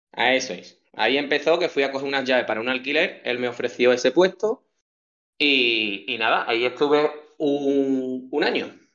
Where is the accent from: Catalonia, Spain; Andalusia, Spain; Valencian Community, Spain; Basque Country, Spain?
Andalusia, Spain; Chipiona; also born or lived in Rota; llevo en Chipiona toda mi vida, desde que nací, fíjate, bueno, nací en Rota, y ya me trajeron para acá